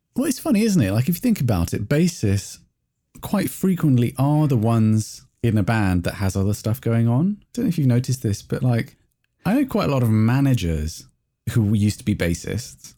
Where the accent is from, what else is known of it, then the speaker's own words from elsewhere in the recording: England, United Kingdom; I'm English